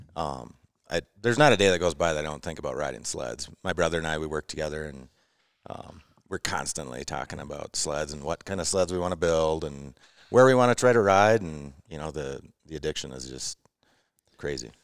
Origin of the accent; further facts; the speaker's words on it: Eagle River, Wisconsin, United States; I'm from Eagle River, Wisconsin.